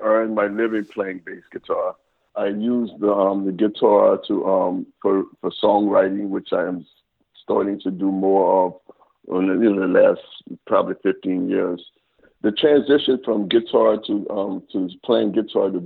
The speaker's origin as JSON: {"language": "English", "town": "New Orleans", "region": "Louisiana", "country": "United States", "tie": "born or raised there", "said": "I'm from New Orleans"}